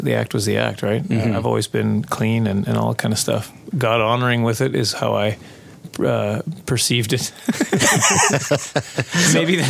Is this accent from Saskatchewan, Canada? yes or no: yes; Prince Albert, Saskatchewan, Canada; I grew up in Prince Albert, Saskatchewan